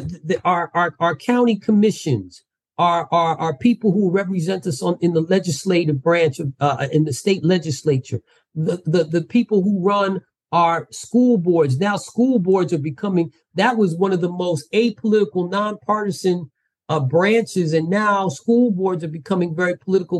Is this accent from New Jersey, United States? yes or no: yes; New Jersey, United States; moved away as an adult; also born or lived in Washington, D.C.; I was born and raised in Jersey.